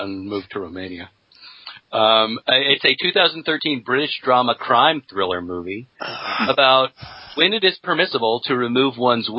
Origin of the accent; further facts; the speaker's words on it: Australia; accent: Australian; every now and then you will hear my Australian accent.